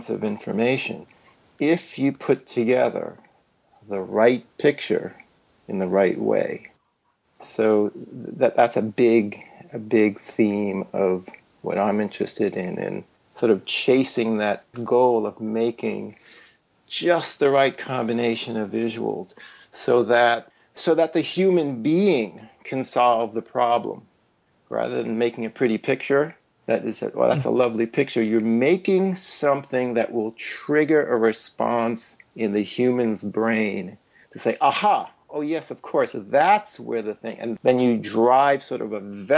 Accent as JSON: {"language": "English", "town": "New York City", "region": "New York", "country": "United States", "tie": "born or raised there", "also_born_or_lived": "Chapel Hill / Silicon Valley / Reykjavik, Iceland", "moved": "as an adult", "said": "I grew up in New York City in Greenwich Village"}